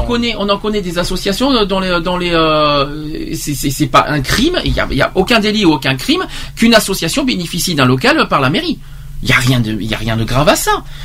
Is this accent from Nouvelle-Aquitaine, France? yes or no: yes; Bordeaux, Nouvelle-Aquitaine, France; en tant que Bordelais, en tant que Bordeaux